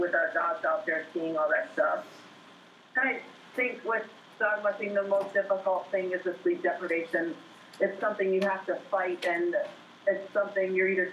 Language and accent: English; Wisconsin, United States; moved away as an adult; now in Alaska, United States; We grew up in Fort Wayne, Wisconsin, which is on the south shore of Lake Superior